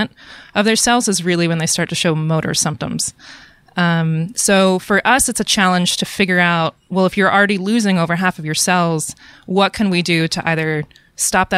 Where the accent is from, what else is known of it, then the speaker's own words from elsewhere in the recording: Atlanta, Georgia, United States; moved away as an adult; now in Portland, United States; I grew up in Atlanta. I went to school in Atlanta, and I worked in a lab in Atlanta